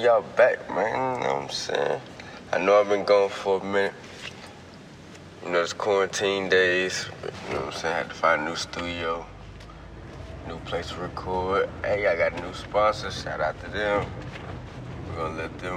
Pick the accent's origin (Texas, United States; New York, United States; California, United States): Texas, United States; Houston; I'm from Houston